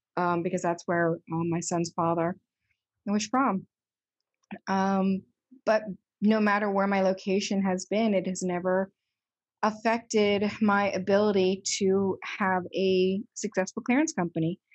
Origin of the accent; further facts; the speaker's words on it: Delaware, United States; moved away as an adult; also born or lived in Boston / New York City; I was born and raised in Delaware, but I left as soon as I finished high school.